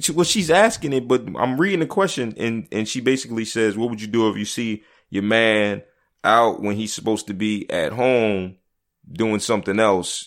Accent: Philadelphia, Pennsylvania, United States; I grew up in Philly

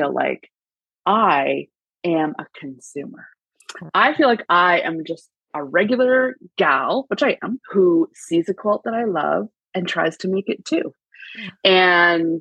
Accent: Canada; as a Canadian girl

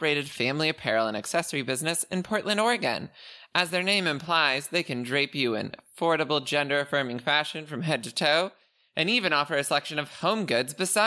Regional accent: Canada; I am Canadian

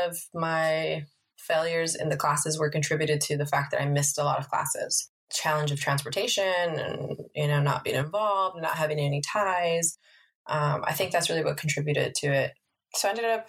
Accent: Los Angeles, California, United States; I am from Northeast LA, specifically Highland Park. I grew up there

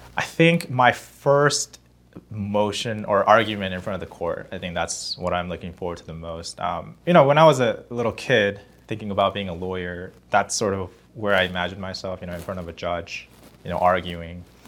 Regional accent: South Korea; now in Los Angeles, United States; I grew up in Korea

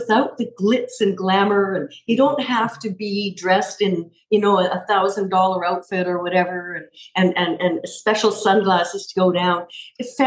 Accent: Canada; I grew up in Canada

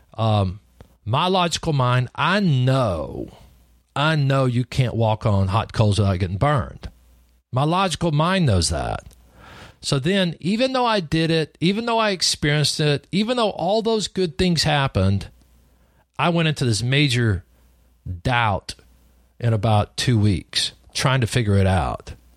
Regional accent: Lubbock, Texas, United States; also born or lived in New Deal, Texas; I was born in Lubbock, Texas, back in the old days. grew up in the big city of Lubbock and then went to the first grade, and then we moved out into the country.

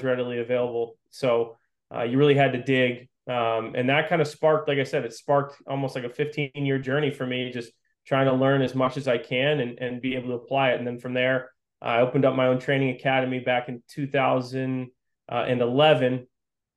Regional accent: Western Massachusetts, United States; I grew up playing in Western Massachusetts, stayed local

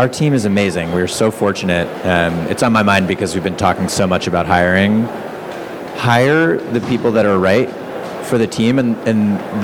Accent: Massachusetts, United States; moved away; also born or lived in Bay Area, California; I grew up in Massachusetts

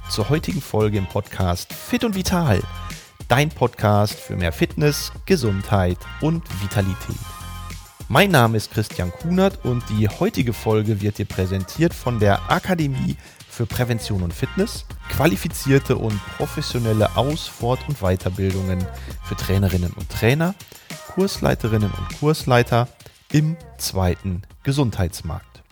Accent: Dortmund, North Rhine-Westphalia, Germany; ich komme aus Dortmund

